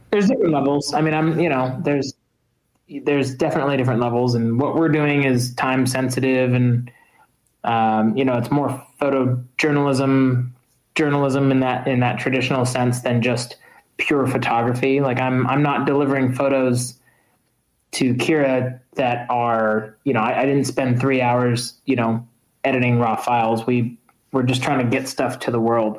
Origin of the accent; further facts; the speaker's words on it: United States; being at Dakar as an American that year, um, being the only Americans there as journalists.